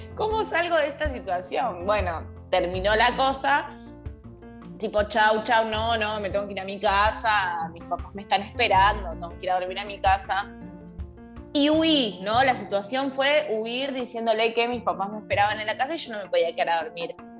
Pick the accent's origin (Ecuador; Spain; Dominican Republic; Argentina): Argentina; yo me encuentro en Argentina, pues soy argentina, volví a Argentina a vivir